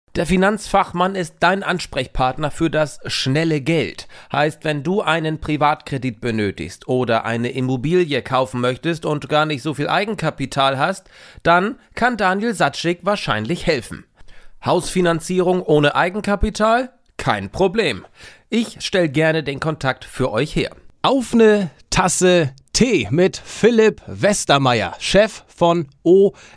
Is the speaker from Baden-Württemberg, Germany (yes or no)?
no; North Frisia, Flensburg, Schleswig-Holstein, Germany; da wo ich herkomme, Nordfriesland, Flensburg oben